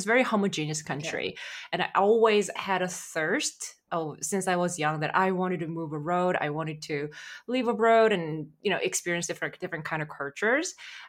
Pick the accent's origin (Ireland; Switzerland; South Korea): South Korea; moved away as an adult; also born or lived in Sweden / Singapore / Netherlands; now in Toronto, Canada; I'm from South Korea, born and raised in South Korea. And after university, I moved to Singapore. That's the first country where I moved for work. But before, during university, I studied in Sweden for 1 year as an exchange student.